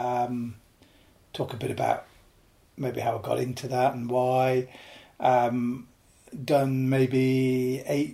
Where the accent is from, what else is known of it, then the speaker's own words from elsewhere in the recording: Lake District, North West England, United Kingdom; also born or lived in Yorkshire; I was born in Yorkshire, grew up in the Lake District